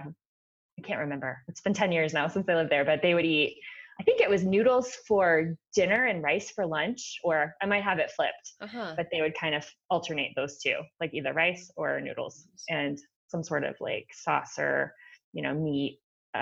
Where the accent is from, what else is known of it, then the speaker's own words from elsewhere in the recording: Florida, United States; also born or lived in China / Chicago; now in Colorado, United States; I grew up in Florida